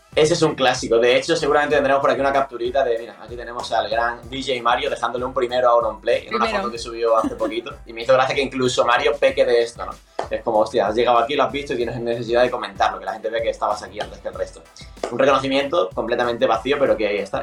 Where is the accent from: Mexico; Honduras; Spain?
Spain; Andalusia; siendo incluso andaluz